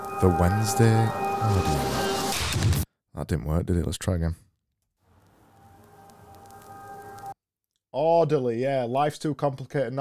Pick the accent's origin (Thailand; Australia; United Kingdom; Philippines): United Kingdom; Yorkshire and the Humber; I know I say it weird. I'm from Yorkshire. I say everything weird.